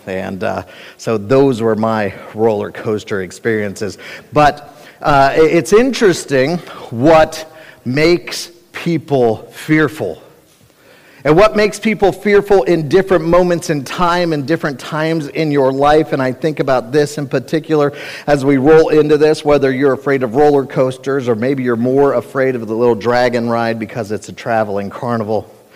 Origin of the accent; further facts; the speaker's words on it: Cincinnati, Ohio, United States; I grew up in Cincinnati, Ohio